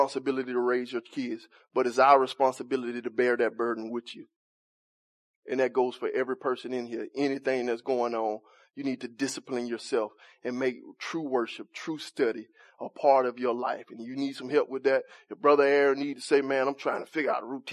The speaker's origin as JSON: {"language": "English", "town": "Montgomery", "region": "Alabama", "country": "United States", "said": "I'm from Cedar Park"}